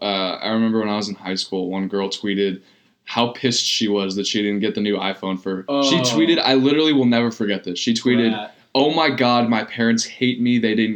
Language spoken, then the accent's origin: English; San Diego, California, United States; I'm from San Diego.